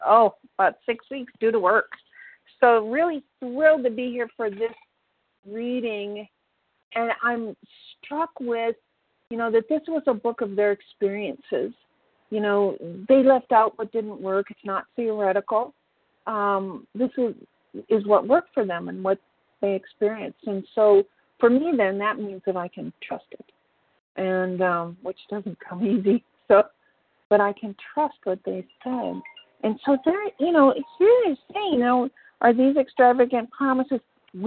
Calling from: Minnesota, United States; I'm calling from Minnesota

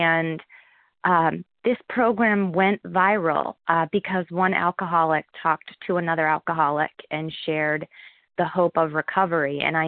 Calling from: Harrisburg, Pennsylvania, United States; I'm calling from Harrisburg, Pennsylvania

